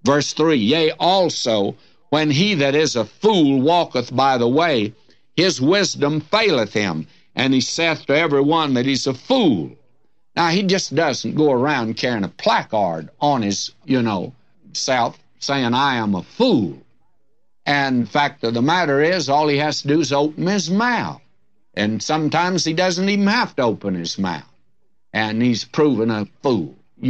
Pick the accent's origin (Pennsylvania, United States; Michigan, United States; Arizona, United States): Michigan, United States; Detroit; when I was a young fella growing up in my teens, and I was away from God then, I can tell you that, in Detroit, where we snuck off on Saturday night